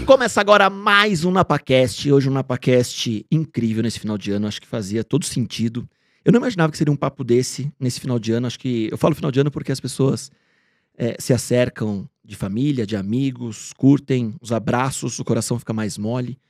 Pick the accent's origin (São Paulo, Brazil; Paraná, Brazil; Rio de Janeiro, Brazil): São Paulo, Brazil; Bragança Paulista; moved away; eu sou do interior de São Paulo, de Bragança, hum, paulista